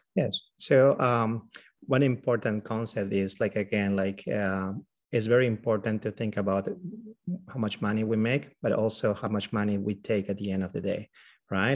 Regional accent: Peru; moved away as an adult; now in United States; we both are from Peru. We're from South America. Uh, we were born there and, uh, we, um, did also, I mean, like, all our school and medical school over there

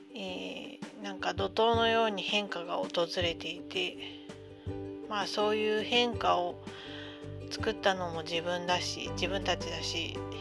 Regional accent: Tohoku, Japan; moved away; 出身のところも東北なので

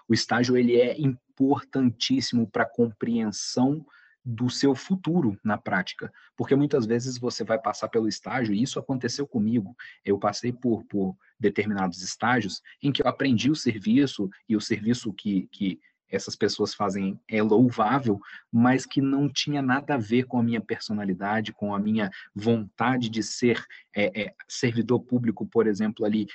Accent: Guaçuí, Espírito Santo, Brazil; Eu sou natural do interior do estado de Iguaçuí

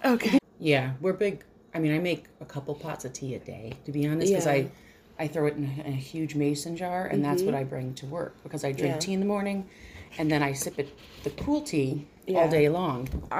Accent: New York, United States; They knew I was from New York instantly.

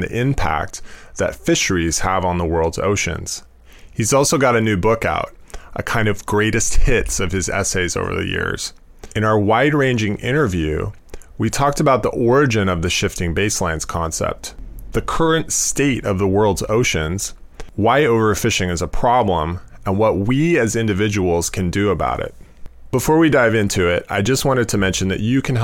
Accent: Seattle, Washington, United States; now in New York City, United States; As a young kid growing up in Seattle

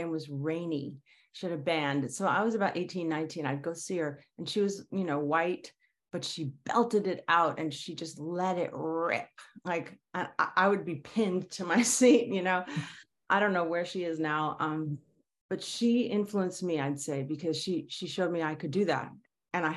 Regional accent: Los Angeles, California, United States; also born or lived in New York City; when I was very little, we moved to LA.

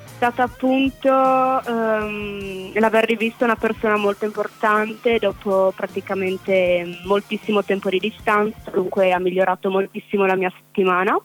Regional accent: Paularo, Friuli-Venezia Giulia, Italy; vengo da Paolaro

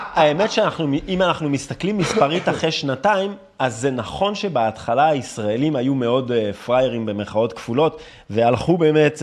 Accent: France; accent: French; Hebrew is a second language; now in Israel; אני גדלתי בצרפת

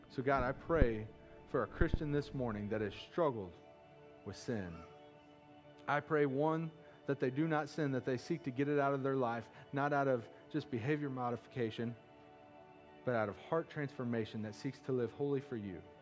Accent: Missouri, United States; I'm from Missouri too. I don't pronounce things right

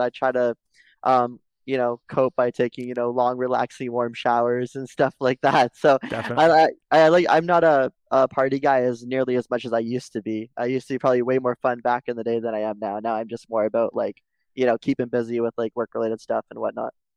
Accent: Mississauga, Ontario, Canada; I was born and raised in Mississauga, Ontario.

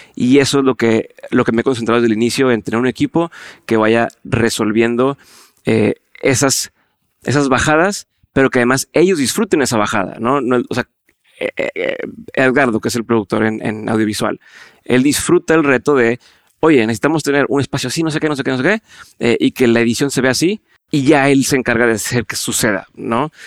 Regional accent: Monterrey, Nuevo León, Mexico; mi forma de hablar es muy directa. Mm. Así somos muchos en el norte, en, Monterrey, y eso no es tan bien recibido en otras partes del país

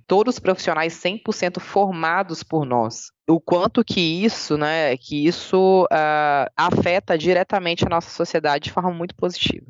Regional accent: Espírito Santo, Brazil; moved away as an adult; also born or lived in Bahia; Eu sou capixaba, minha família é ah. é capixaba, meu filho é capixaba.

